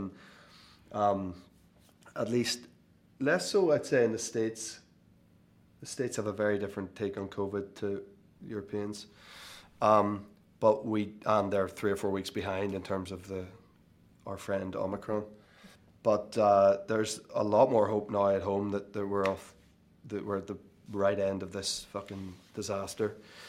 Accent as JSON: {"language": "English", "country": "Ireland", "said": "And I think all of us, despite being Irish and despite not really allowing ourselves to enjoy success, I think for that night only, we reveled in it."}